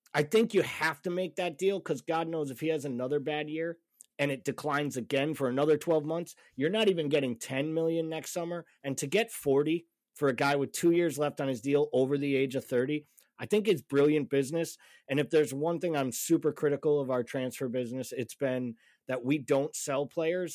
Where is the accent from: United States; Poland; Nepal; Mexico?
United States; Massachusetts; I'm from Massachusetts